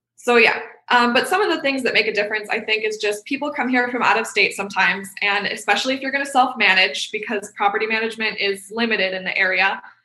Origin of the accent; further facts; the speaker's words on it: Rochester, New York, United States; my hometown of upstate New York in Rochester